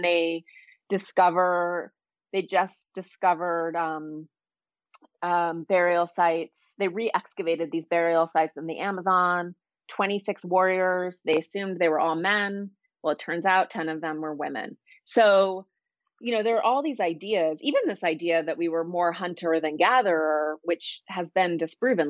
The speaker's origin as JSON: {"language": "English", "region": "Montana", "country": "United States", "tie": "born or raised there", "moved": "yes", "lives_now": "Los Angeles, United States", "said": "I grew up in Montana"}